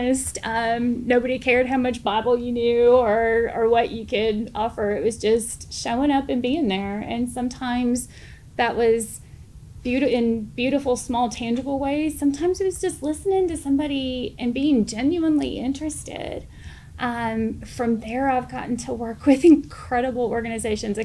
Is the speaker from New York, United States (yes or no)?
no; St. Louis, Missouri, United States; moved away as an adult; now in Arkansas, United States; I'm originally from St. Louis.